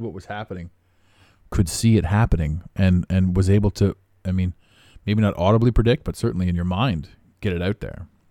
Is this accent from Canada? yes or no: yes; Canada; I don't even live in America. I am Canadian